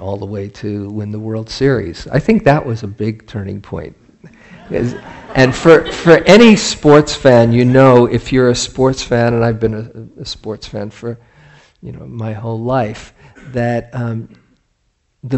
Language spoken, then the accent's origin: English; New York, United States; I grew up in New York in 1969